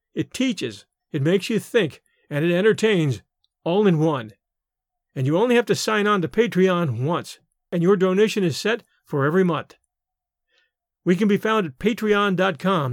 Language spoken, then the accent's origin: English; United States; we Americans